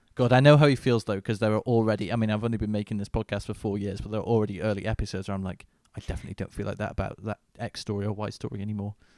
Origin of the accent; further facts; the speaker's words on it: Manchester, North West England, United Kingdom; in my hometown of Manchester